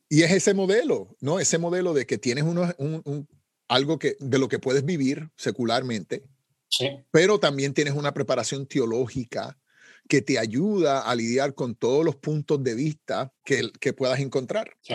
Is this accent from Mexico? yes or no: no; Puerto Rico; Como decimos en Puerto Rico, saben cómo se bate el cobre, ¿no? Eso es una expresión puertorriqueña